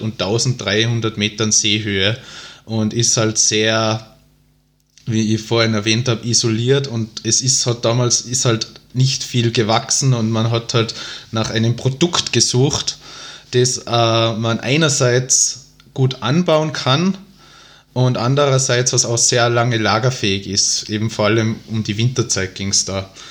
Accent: Tyrol, Austria; accent: Tyrolean dialect; moved away as an adult; now in Vienna, Austria; dass ich ursprünglich aus Tirol stamme. Ähm, ich wohne zwar mittlerweile seit dreieinhalb Jahren in Wien, aber den Tiroler Dialekt, den verliert man, glaube ich, doch nicht.

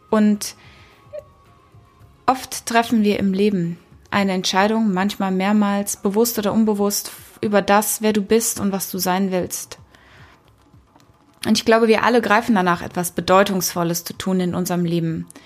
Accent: Kenya; Ich bin in Afrika geboren und aufgewachsen. Und nicht in Südafrika, wie so viele denken, sondern in Kenia, in Ostafrika, in den 80ern

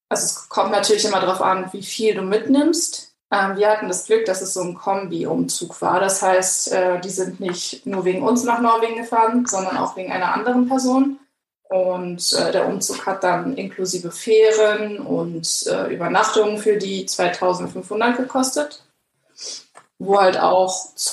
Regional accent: Greece; By the way, ich bin Griechin für die Hörer.

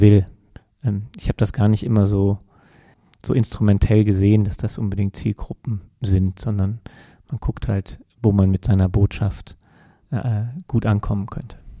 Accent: Germany; bei uns in Deutschland

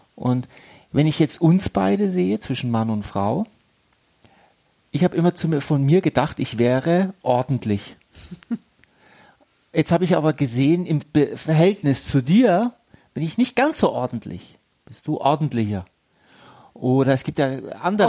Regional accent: Germany; also born or lived in Egypt; ich bin ja halb Deutscher, halb Ägypter und es ist ja auch ein Teil meiner Heimat

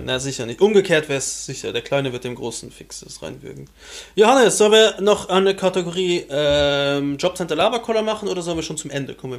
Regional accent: Luxembourg; bei uns in Luxemburg

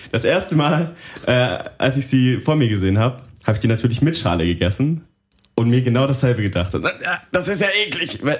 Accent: Bavaria, Germany; Russisch ist ganz schlimm für mich als Franke.

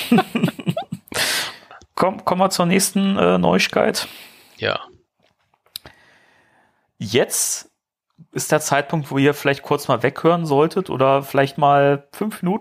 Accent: Germany; wir sind Deutsche.

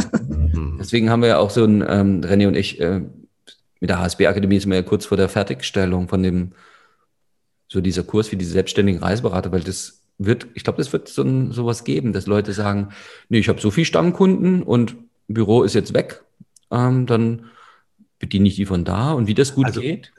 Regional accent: Saxony, Germany; bei uns in Sachsen

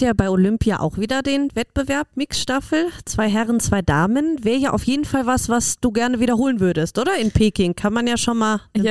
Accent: Germany; now in Austria; Ich komme ja aus Deutschland und bei uns hat Biathlon ja einen riesigen Stellenwert.

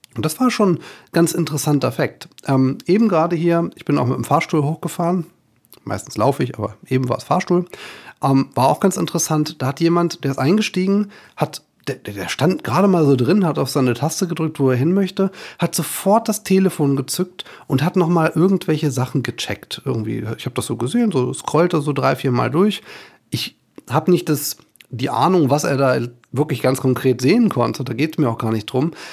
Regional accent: Germany; bei uns in Deutschland

